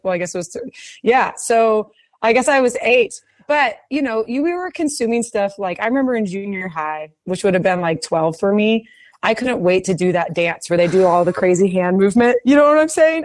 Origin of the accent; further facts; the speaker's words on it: Houston, Texas, United States; I was from Memorial Middle School in Houston, Texas